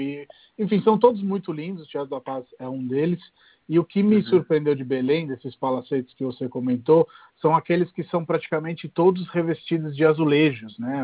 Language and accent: Portuguese; Rome, Lazio, Italy; Portuguese is a second language; moved away as an adult; now in Brazil; cresci em Roma e hoje o nível de apreciação que eu tenho por Roma é superior àquele que eu tinha quando era moleque